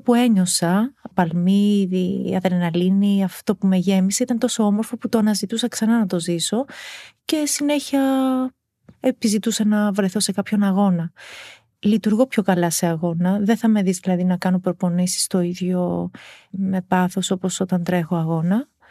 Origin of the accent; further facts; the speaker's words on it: Lamia, Central Greece, Greece; εκεί μεγάλωσα, εκεί έκανα την οικογένειά μου